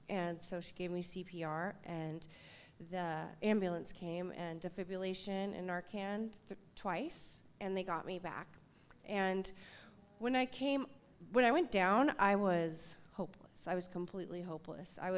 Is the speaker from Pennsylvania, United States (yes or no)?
no; Seattle, Washington, United States; I grew up here in Seattle, and I was very Seattle